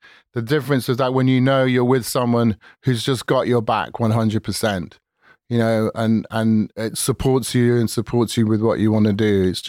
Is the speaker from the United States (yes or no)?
no; England, United Kingdom; moved away; I was an Englishman